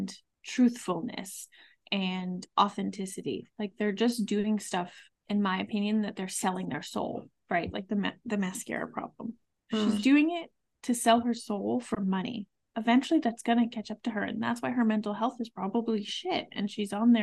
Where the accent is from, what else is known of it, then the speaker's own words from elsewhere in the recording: Massachusetts, United States; we're both from Massachusetts. We don't live far from Boston